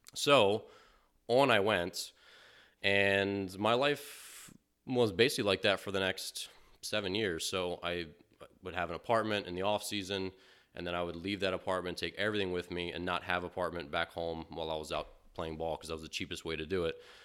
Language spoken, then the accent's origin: English; Maryland, United States; moved away; growing up in Maryland